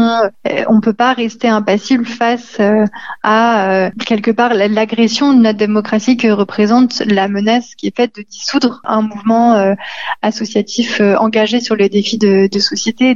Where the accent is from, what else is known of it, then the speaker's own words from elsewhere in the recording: Lyon, Auvergne-Rhône-Alpes, France; en tant que Lyonnais